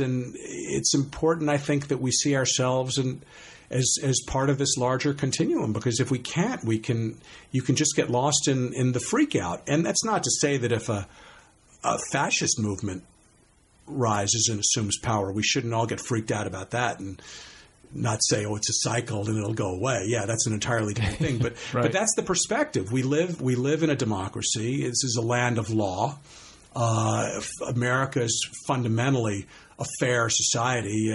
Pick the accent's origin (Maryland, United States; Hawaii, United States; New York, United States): New York, United States; suburbs along the Bronx River; born or raised there